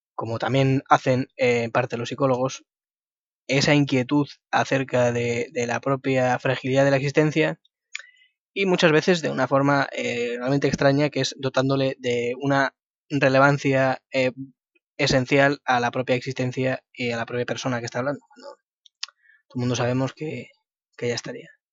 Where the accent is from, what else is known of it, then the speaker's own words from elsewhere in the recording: Madrid, Community of Madrid, Spain; yo soy de Madrid